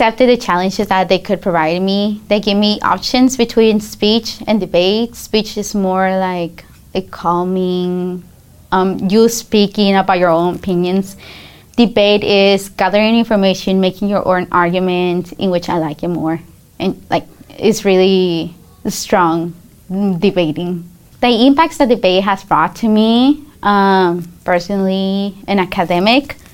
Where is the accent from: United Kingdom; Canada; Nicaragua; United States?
United States; Denver, Colorado; also born or lived in Guadalajara, Mexico; I grew up here in the United States in Denver, Colorado